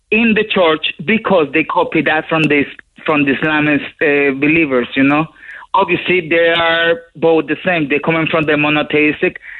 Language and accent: English; Colombia; now in Ireland; I grew up in South America, in Colombia, you know, a really Catholic country.